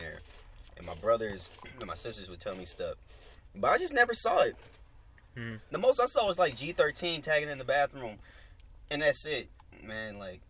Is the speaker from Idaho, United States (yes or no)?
no; Gardena, California, United States; I'm from Gardena.